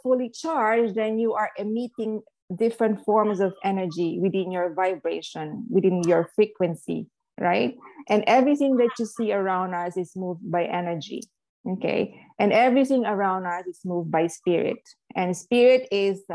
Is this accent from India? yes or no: no; Philippines; I grew up in the Philippines as a Catholic